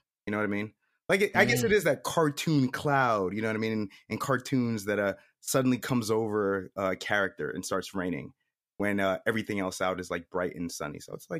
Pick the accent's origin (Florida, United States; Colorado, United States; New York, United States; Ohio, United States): New York, United States; now in the South, United States; I think I'm originally from New York. So before I moved here